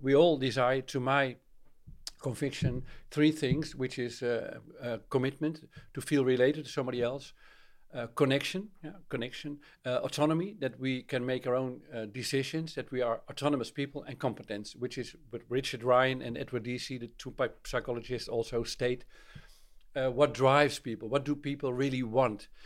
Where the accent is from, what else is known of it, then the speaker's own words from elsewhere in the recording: Netherlands; I'm from Holland